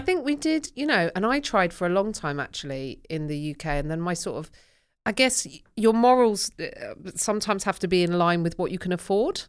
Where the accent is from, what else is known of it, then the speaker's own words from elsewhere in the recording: United Kingdom; my Britishness